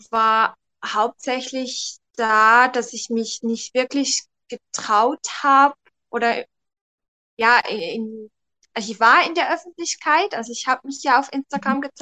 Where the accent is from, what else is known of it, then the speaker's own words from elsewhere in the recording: Switzerland; ich komme aus der Schweiz.